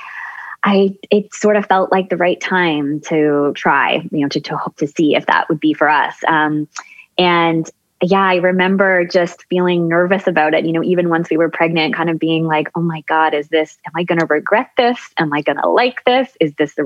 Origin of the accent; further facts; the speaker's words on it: Newmarket, Ontario, Canada; I grew up just outside of Toronto in a suburb called Newmarket